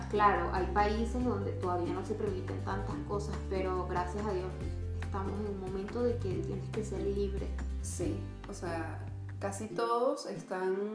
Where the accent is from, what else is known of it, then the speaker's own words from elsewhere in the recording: Caracas, Capital District, Venezuela; moved away as an adult; now in Chile; Yo soy de Caracas.